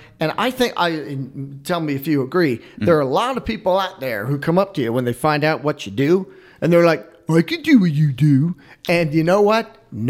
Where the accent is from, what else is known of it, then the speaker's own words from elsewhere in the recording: Pennsylvania, United States; moved away as an adult; also born or lived in Southern Utah; No, I'm from Pennsylvania.